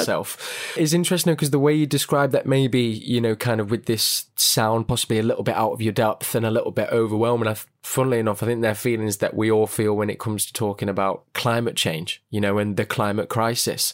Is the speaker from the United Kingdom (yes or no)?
yes; Manchester, North West England, United Kingdom; I'm kind of from Manchester